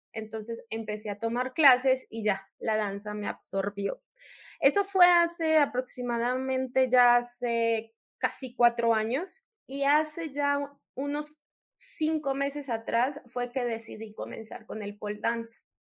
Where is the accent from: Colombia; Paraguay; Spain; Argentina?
Colombia; moved away as an adult; now in Mexico; yo soy una colombiana que reside acá en México ya hace seis años